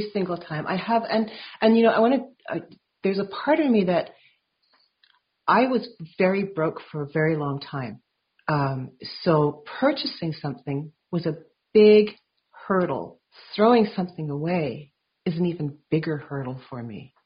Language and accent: English; Vancouver, British Columbia, Canada; I grew up in Vancouver